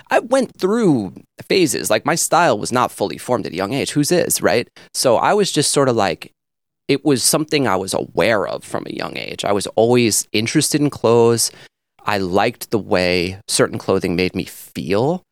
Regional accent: North Fork, Long Island, New York, United States; where I grew up on the North Fork, and this was a very rural area.

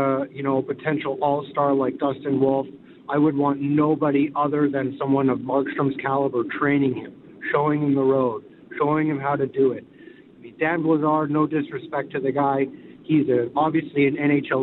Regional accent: Calgary, Alberta, Canada; now in Salmon Arm, Canada; Born and raised in Calgary

